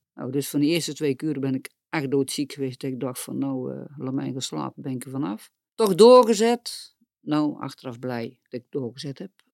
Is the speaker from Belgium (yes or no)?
no; Boxtel, North Brabant, Netherlands; ik kom uit Boksel